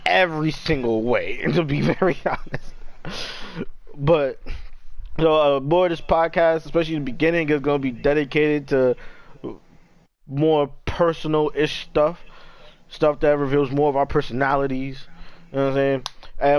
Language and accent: English; New York, United States; I'm from New York